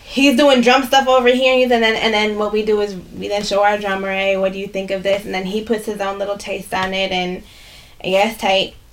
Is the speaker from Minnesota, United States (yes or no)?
yes; Minneapolis, Minnesota, United States; I grew up in South Minneapolis. I grew up right down the street from here